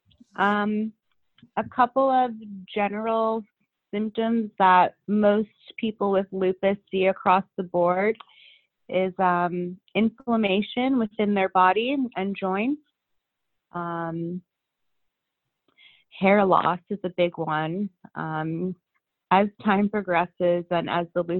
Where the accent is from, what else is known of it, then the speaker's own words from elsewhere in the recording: Princeton, New Jersey, United States; now in New York, United States; I was raised in Princeton, New Jersey